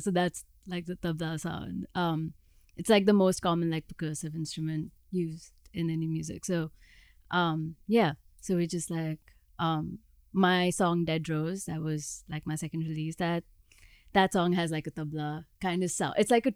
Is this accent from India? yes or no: yes; outside Mumbai, Maharashtra, India; moved away as an adult; also born or lived in Boston, United States; now in Los Angeles, United States; I grew up like right outside of Mumbai.